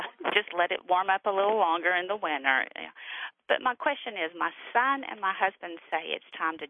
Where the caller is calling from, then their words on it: New Market, Tennessee, United States; I'm calling from Newmarket, Tennessee.